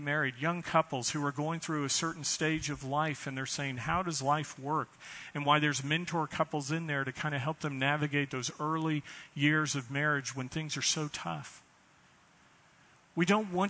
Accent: United States; As American Christians

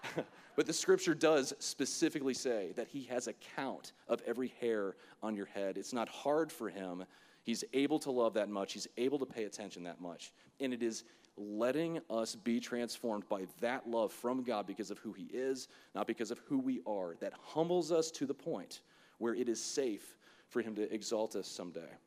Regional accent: Florida, United States; I'm from Florida

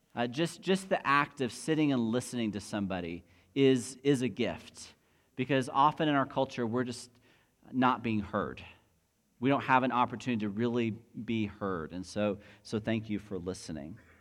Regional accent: United States; Most of us have an identity that is rooted in being an American citizen

